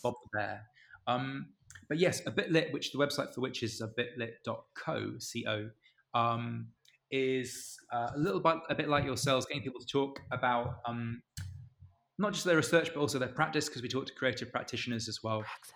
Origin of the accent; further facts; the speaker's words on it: Canterbury, South East England, United Kingdom; I'm I'm from Canterbury